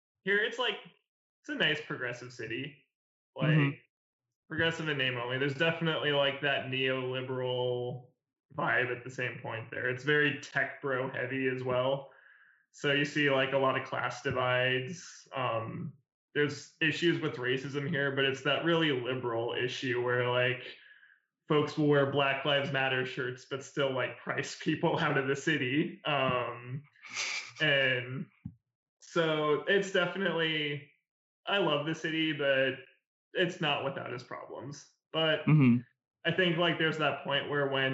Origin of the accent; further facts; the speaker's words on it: Montana, United States; moved away as an adult; now in Seattle, United States; My partner and I moved here from Montana, that time. And it was just wanting to leave a really, like, conservative state where we had both grown up.